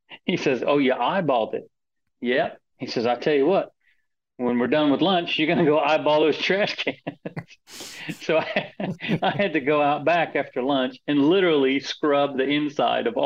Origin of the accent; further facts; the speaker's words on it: Florida, United States; moved away as an adult; I grew up in Florida